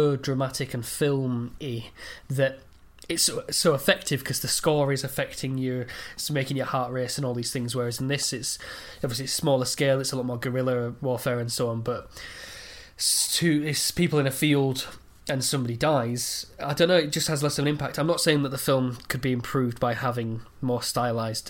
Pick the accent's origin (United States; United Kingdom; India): United Kingdom; England; as an Englishman